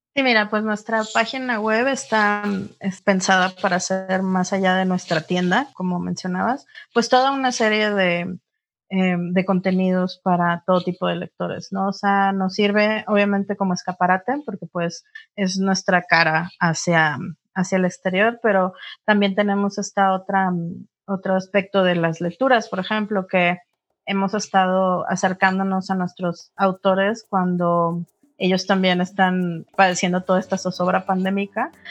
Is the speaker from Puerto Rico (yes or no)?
no; Monterrey, Nuevo León, Mexico; now in Mexico City, Mexico; yo soy regia